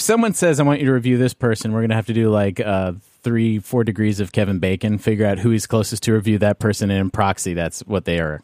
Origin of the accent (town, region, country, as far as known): Canada